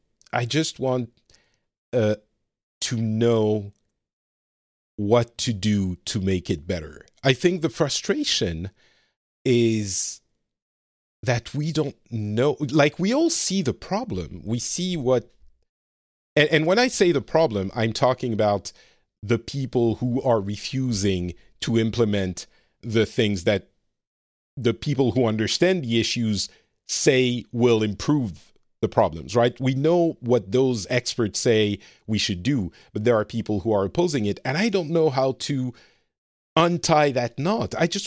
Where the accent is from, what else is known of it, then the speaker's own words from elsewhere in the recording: Lebanon; also born or lived in France; I'm an immigrant myself card, and I come from Lebanon and my family is Middle Eastern. But still, the reality is I grew up very French, very white, privileged class friends